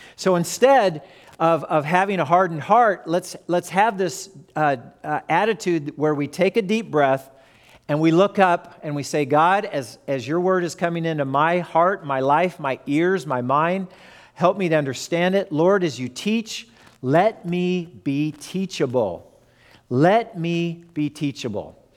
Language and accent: English; Fullerton, California, United States; born or raised there; also born or lived in Lawton, Oklahoma